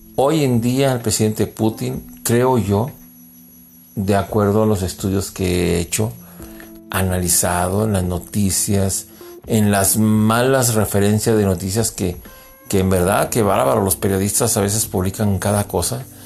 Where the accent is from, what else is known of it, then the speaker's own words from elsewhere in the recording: Mexico; also born or lived in United States; soy mexicano